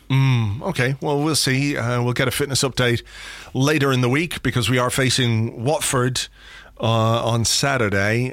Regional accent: Ireland; I'm an Irishman

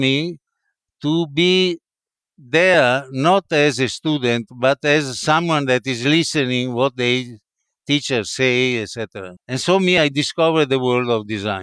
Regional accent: Padua, Veneto, Italy; English is a second language; moved away as an adult; now in New York, United States; she was from Padua, like me, living in Padua.

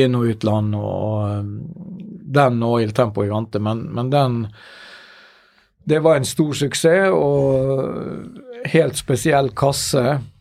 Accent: Ålesund, Møre og Romsdal, Norway; når jeg var liten og vokste opp i Ålesund, som man sikkert hører på min, min dialekt

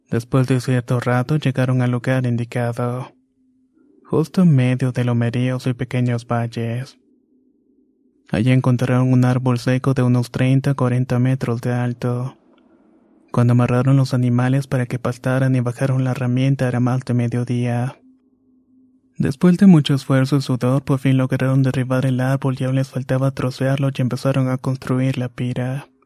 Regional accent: San Felipe Hidalgo, Tlaxcala, Mexico; Soy originario de San Felipe Hidalgo, un pequeño pueblo que no rebasa los 1200 habitantes. Esta es una localidad en Anacamilpan, Tlaxcala.

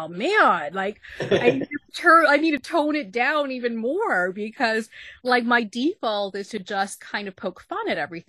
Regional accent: Texas, United States; moved away as an adult; also born or lived in New York; me at 18 when I moved from Texas to New York

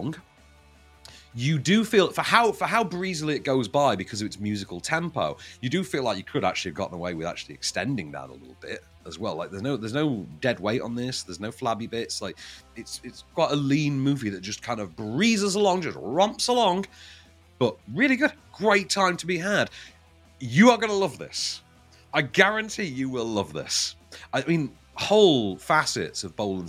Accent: Sheffield, Yorkshire and the Humber, United Kingdom; I'm from Sheffield.

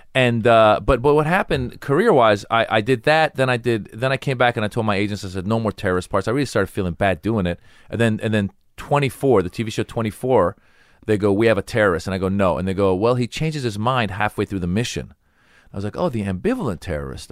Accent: United States; I grew up in America

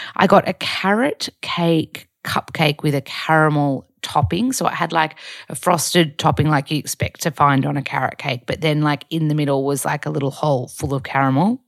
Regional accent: Australia; moved away as an adult; also born or lived in Byron Bay, Australia; now in Los Angeles, United States

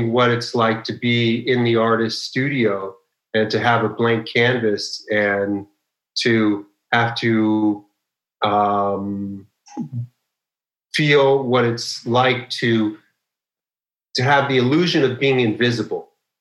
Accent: Los Angeles, California, United States; I grew up in Los Angeles

